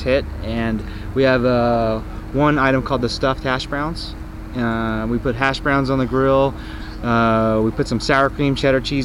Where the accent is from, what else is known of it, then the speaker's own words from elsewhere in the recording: Sacramento, California, United States; My parents and grandparents have been in small business in the food business in Sacramento for almost 100 years. And so it was very natural for me. I grew up as a child working in their small businesses